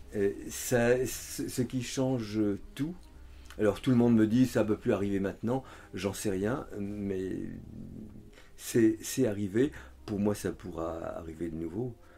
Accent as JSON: {"language": "French", "country": "France", "said": "je suis français"}